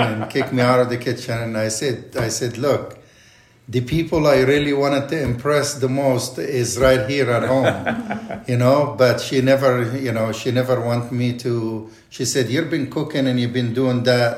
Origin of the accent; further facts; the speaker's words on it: Egypt; English is a second language; moved away as an adult; also born or lived in Kansas City; now in Temecula, United States; I was born and raised in Egypt